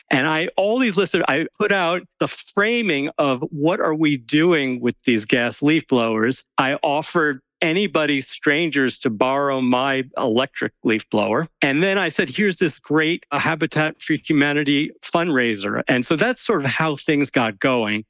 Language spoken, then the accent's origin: English; New York City suburbs, United States; I was sort of a bookish kid growing up in the New York City suburbs